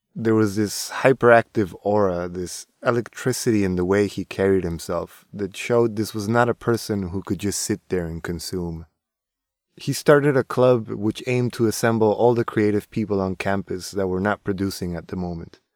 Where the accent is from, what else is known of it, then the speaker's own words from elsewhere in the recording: Tijuana, Baja California, Mexico; I'm from Tijuana